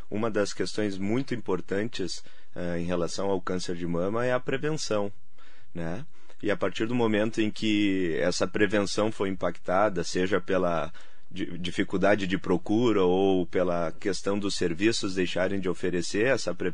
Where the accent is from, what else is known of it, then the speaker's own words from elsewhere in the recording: Santa Maria, Rio Grande do Sul, Brazil; now in São Paulo, Brazil; É, apesar do tempo já em São Paulo, né? O sotaque ainda não, não me deixou.